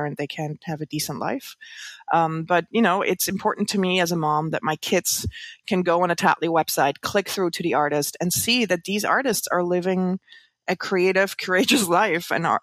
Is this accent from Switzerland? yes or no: yes; Switzerland; moved away as an adult; now in New York, United States; I grew up in the Swiss countryside